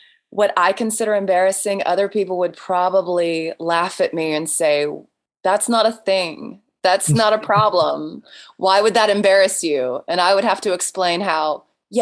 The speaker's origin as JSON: {"language": "English", "region": "Georgia", "country": "United States", "said": "I'm from Georgia and we're nicknamed the Peach State"}